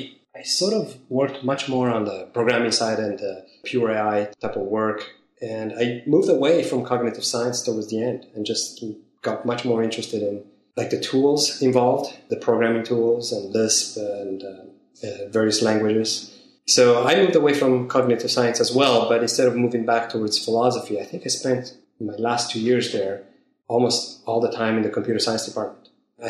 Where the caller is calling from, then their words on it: San Francisco Bay Area, California, United States; I'm calling from the San Francisco Bay Area.